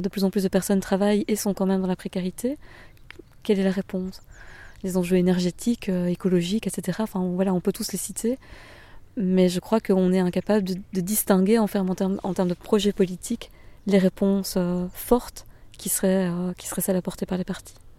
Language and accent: French; Bernissart, Wallonia, Belgium; moved away as an adult; also born or lived in Liège / Brussels; now in Walloon Brabant, Belgium; Ma région d'origine, c'est euh, donc euh, Bernissa, c'est un, petit village entre Tournai et Mons